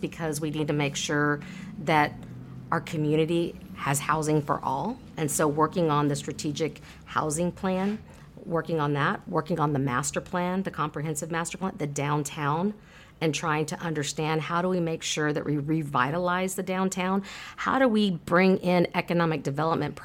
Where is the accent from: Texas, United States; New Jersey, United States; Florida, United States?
Texas, United States; San Marcos; My husband and I were both born and raised in San Marcos, and so we raise our family here.